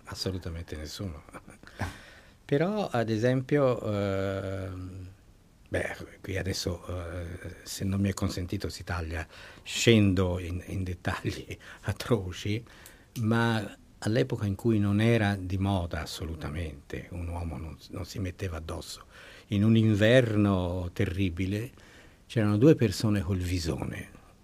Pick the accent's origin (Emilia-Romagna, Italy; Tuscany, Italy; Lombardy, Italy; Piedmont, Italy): Tuscany, Italy; Ponte a Ema; fin dall'infanzia, l'infanzia a Ponteema